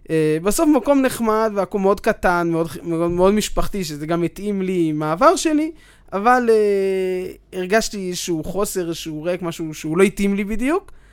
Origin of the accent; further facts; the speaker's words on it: Ma'ale Adumim, Judea and Samaria Area, Israel; אז ככה, אני התחלתי במעלה אדומים, אה, למדתי שם אה, ב... ביסודי, התחלתי ביסודי המוכר שם, מעלה התורה.